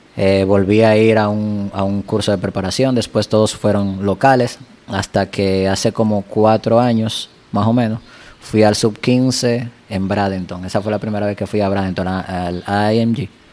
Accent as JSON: {"language": "Spanish", "country": "Dominican Republic", "said": "aquí en mi país"}